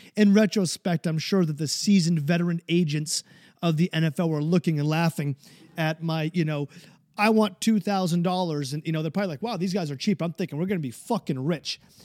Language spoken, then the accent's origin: English; New Hampshire, United States; my home state of New Hampshire